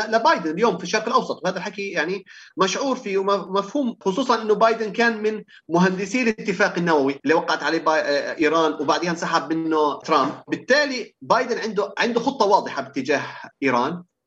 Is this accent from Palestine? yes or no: yes; Palestine; كعرب او كفلسطينيين